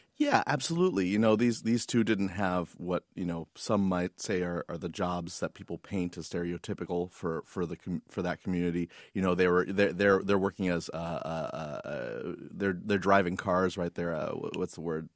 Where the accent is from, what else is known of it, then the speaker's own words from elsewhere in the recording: San Francisco, California, United States; growing up in San Francisco